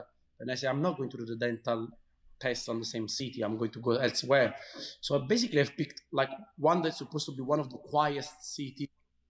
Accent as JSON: {"language": "English", "town": "Caserta", "region": "Campania", "country": "Italy", "tie": "born or raised there", "also_born_or_lived": "Pescara, Italy", "moved": "as an adult", "lives_now": "United Kingdom", "said": "I'm Italian and I was born in Italy, in Caserta. Really a nice town, not far from Naples. So like it's 10 miles from Naples, so even less. I've been there since I was, until I was 18."}